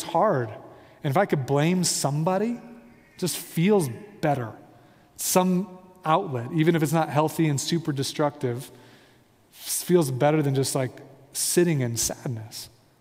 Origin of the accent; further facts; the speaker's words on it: Midwest, United States; I'm from the Midwest